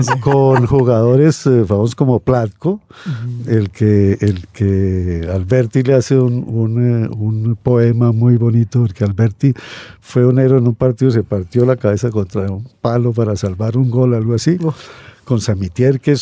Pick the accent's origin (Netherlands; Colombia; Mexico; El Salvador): Colombia; also born or lived in Barcelona, Spain; Nací en Barcelona en 1940